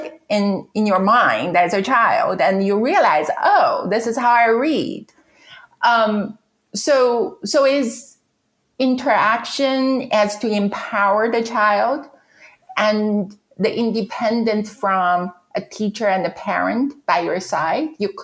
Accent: China; English is a second language; moved away as an adult; now in United States; So I'm from China. I came to this country for graduate education, meaning I went to graduate school. I would never get rid of my accent

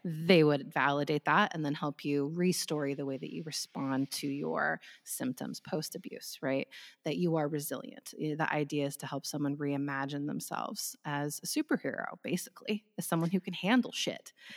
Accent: United States; I'm from the United States

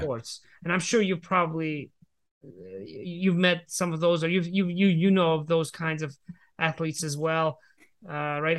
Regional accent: Georgia; I was growing up in the Republic of Georgia

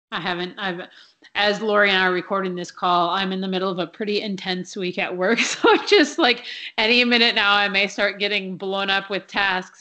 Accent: Minnesota, United States; when I was growing up in Minnesota

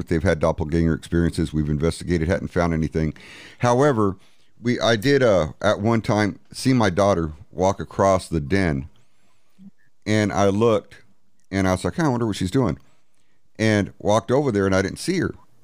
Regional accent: San Antonio, Texas, United States; I'm from San Antonio.

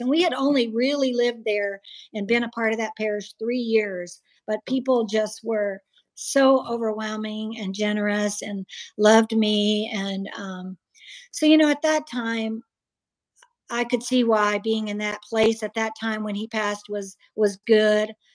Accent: Iowa, United States; also born or lived in Georgia; now in Arizona, United States; I was born and raised in Iowa in a Calvinist family, reformed

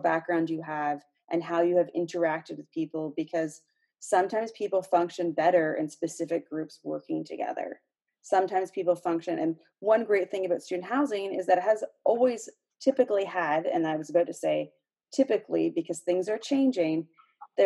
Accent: just outside of Toronto, Ontario, Canada; I grew up just outside of Toronto

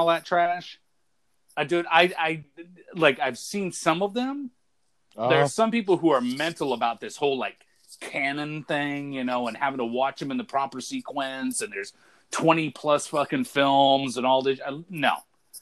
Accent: United States; I'm an American

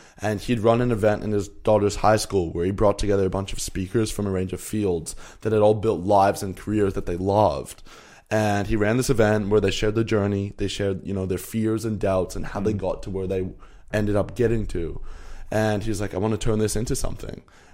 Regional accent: Canada; I'm 21. I grew up in Canada, and my mum is South African and my dad's Danish

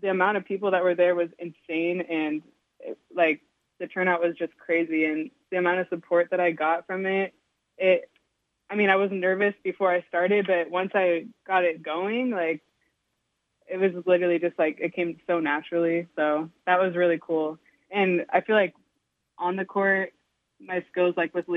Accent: Snohomish County, Washington, United States; also born or lived in Montana; I moved here when I was like 3

